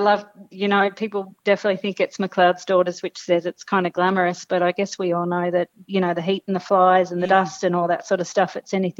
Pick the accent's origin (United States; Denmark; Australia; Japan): Australia; Brewarrina, New South Wales; now in Toowoomba, Australia; So I'm from Western New South Wales of the Outback, Brewarrina, which is a town of about 2,000 people, Jane. And so I grew up, certainly working with livestock, predominantly sheep, but a few cows.